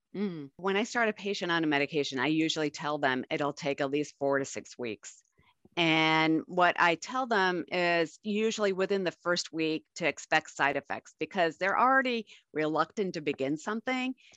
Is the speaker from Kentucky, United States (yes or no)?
no; Buffalo, New York, United States; now in Arizona, United States; I grew up in Buffalo